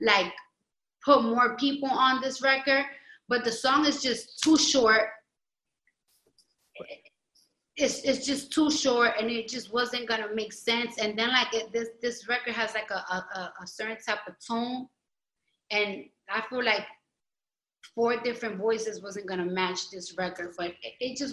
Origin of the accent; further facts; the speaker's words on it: New York City, New York, United States; I'm from the Bronx